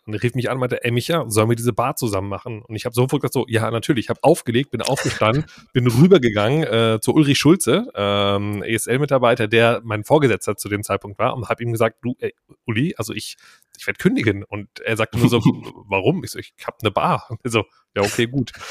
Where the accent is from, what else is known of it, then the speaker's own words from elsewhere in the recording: Krefeld, North Rhine-Westphalia, Germany; ich komme nämlich auch aus der Ecke von Krefeld